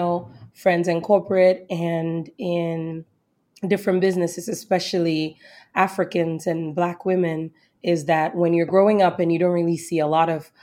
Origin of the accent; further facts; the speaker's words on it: southern Ghana, Ghana; moved away; growing up in Ghana, food was just something everybody did